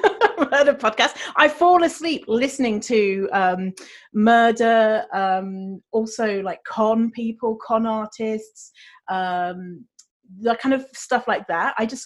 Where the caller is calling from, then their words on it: Ireland; So we're coming from Ireland today.